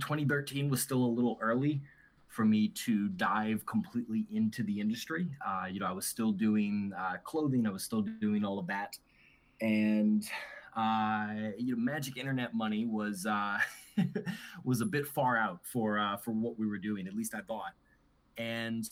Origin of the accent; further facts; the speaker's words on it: New Orleans, Louisiana, United States; moved away as an adult; also born or lived in Auburn, Alabama; I was born and raised in New Orleans. Grew up in the South, the good old Southern United States